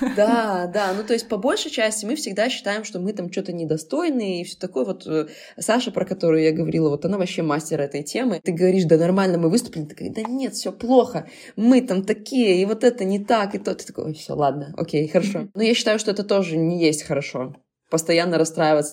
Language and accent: Russian; Belarus; мы как белорусы